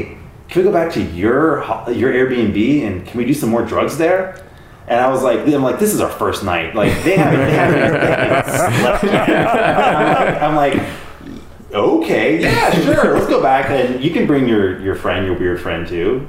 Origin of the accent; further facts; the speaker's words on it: San Diego, California, United States; we're from San Diego